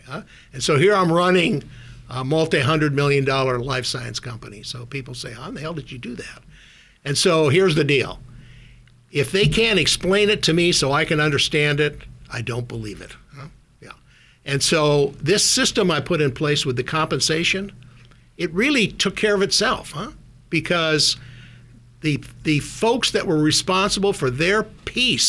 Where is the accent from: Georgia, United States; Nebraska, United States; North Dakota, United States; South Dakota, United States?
North Dakota, United States; Minot; born or raised there; moved away as an adult; also born or lived in Minnesota; now in Silicon Valley, United States